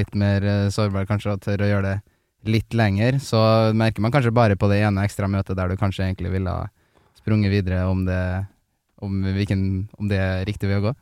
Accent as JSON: {"language": "Norwegian", "town": "Trondheim", "region": "Trøndelag", "country": "Norway", "moved": "yes", "said": "der jeg feirer jul, da, hjemme i Trondheim med familien"}